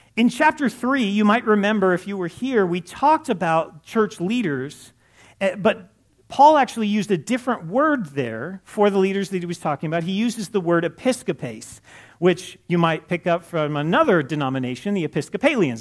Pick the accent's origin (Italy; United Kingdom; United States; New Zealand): United States; Los Angeles, California; I grew up in Los Angeles